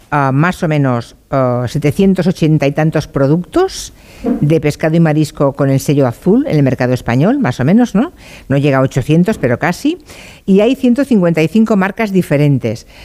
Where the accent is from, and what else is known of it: Galicia, Spain